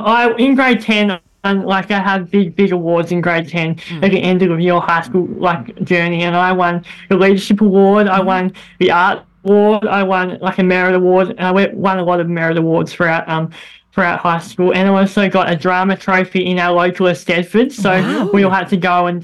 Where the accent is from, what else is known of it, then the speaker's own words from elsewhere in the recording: Northwest Tasmania, Australia; also born or lived in Somerset, Tasmania; I'm from Northwest Tasmania